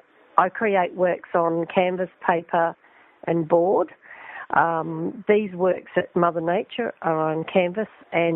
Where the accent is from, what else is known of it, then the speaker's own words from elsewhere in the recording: Broken Hill, New South Wales, Australia; Yes, I'm in Adelaide at the moment. I come from Broken Hill.